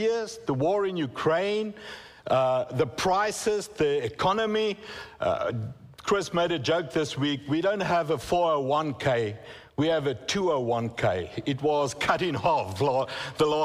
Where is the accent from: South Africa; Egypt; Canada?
South Africa; first language Afrikaans; English is a second language; moved away as an adult; now in United States; English is not my first language, okay? I come from South Africa, and my first language is Afrikaans